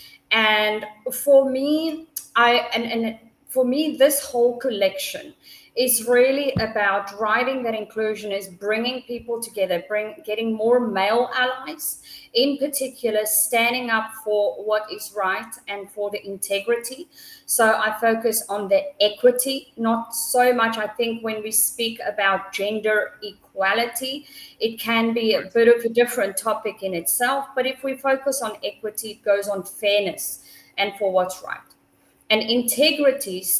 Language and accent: English; South Africa; I come from South Africa